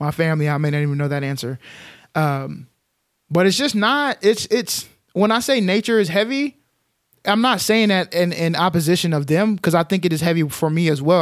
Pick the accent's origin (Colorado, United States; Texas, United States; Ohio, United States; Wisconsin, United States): Texas, United States; Dalworthington Gardens; I grew up in Dalworthington Gardens, Texas